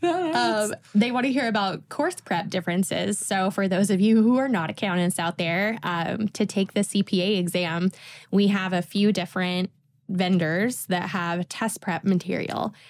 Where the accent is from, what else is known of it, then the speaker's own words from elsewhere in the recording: Tennessee, United States; I'm from a really small town in Tennessee